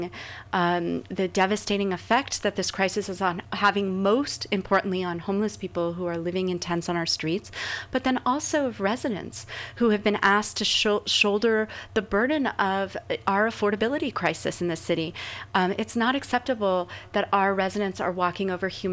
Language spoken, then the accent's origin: English; Los Angeles, California, United States; moved away as an adult; also born or lived in San Francisco Bay Area; now in San Francisco, United States; I was born in Los Angeles